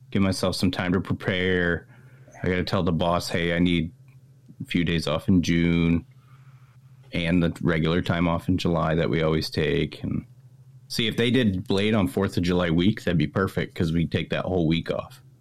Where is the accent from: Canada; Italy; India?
Canada; Toronto, Ontario; now in California, United States; I've been in California for 20 years, but I'm from up I, there.